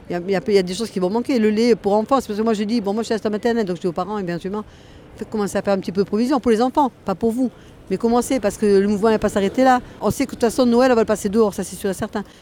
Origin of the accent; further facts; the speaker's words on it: Paris, Île-de-France, France; Moi, je viens de Paris. Je suis parisienne.